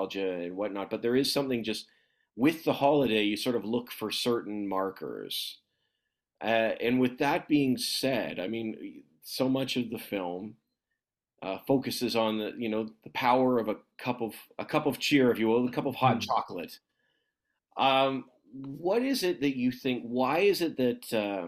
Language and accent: English; Newmarket, Ontario, Canada; I'm from Newmarket.